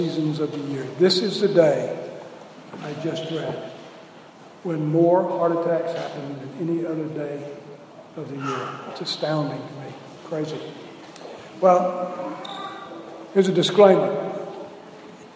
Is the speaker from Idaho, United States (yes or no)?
no; South Louisiana, United States; moved away as an adult; also born or lived in Kentucky; We're from South Louisiana. I was 40 years old before I ever saw a white Christmas, and I had to move to Kentucky to do it.